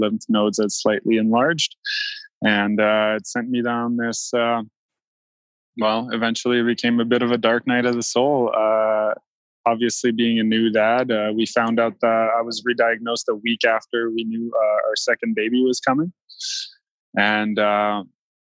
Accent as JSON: {"language": "English", "area": "East Coast of Canada", "region": "Atlantic Canada", "country": "Canada", "tie": "born or raised there", "moved": "yes", "said": "I grew up on the East Coast of Canada and been living out west since 2003"}